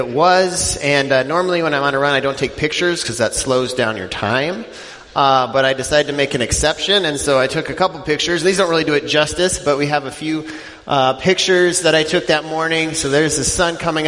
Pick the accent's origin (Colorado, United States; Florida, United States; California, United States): Colorado, United States; Denver; moved away as an adult; now in Wisconsin, United States; I grew up in Denver